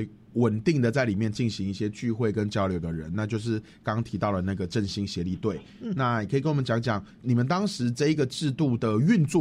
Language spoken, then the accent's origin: Chinese; Taiwan; 我们都是台湾人呐，其实我们都可以为了保留某一块地方，或是能够让一块地方成为他自己而感到兴奋。